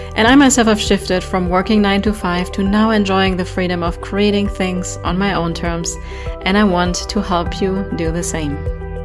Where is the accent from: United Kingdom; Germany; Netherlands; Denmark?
Germany; accent: German; English is a second language; moved away as an adult; now in United States; I will never lose my German accent. I have been in the States for, I think, 14 years now